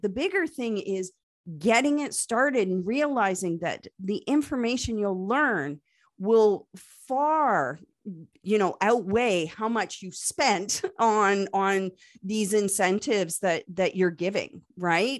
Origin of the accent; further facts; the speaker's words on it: Canada; accent: Canadian; Yes, I am Canadian. You probably heard it in my accent a couple of times